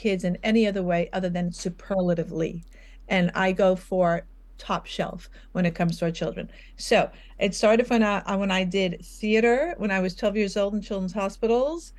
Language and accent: English; New York, United States; I'm from New York